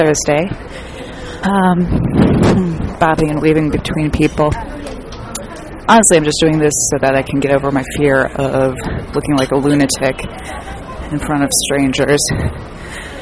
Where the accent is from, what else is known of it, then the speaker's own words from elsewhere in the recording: United States; I'm an American comedian